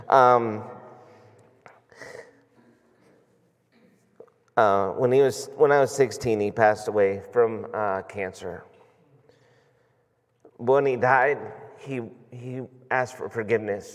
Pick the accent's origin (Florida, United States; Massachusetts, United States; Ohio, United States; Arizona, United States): Ohio, United States; Boardman; I grew up in Boardman